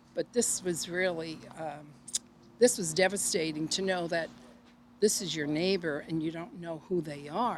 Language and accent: English; New York City, New York, United States; now in San Jose, United States; I'm originally from Brooklyn, New York, so I always knew everybody on my block and even below where I lived and up near 6th, 7th Avenue.